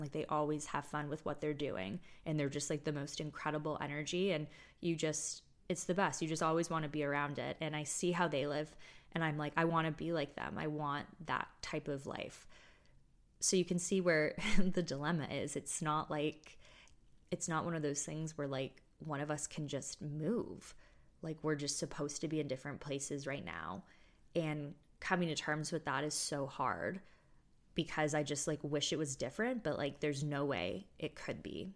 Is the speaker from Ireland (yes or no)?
no; United States; also born or lived in Toronto; my sister and I grew up in the States primarily